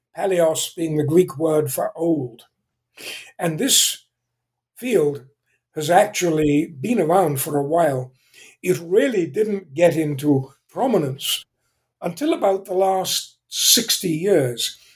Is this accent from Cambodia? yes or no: no; England, United Kingdom; accent: British; moved away as an adult; also born or lived in Zambia; now in California, United States; I was born in England. Uh, I still have somewhat of a British accent, although I've been in California for 55 years